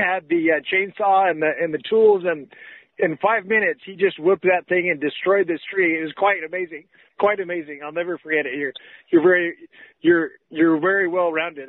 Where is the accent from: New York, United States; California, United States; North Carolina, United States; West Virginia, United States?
California, United States; Los Angeles; I'm from Los Angeles originally